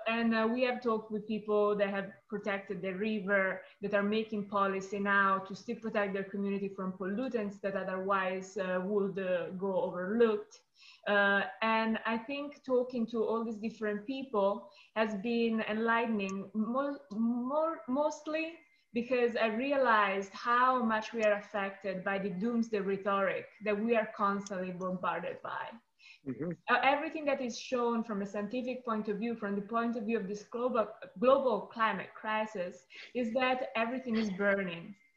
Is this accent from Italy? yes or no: yes; Italy; also born or lived in upstate New York; now in United States; I am originally from Italy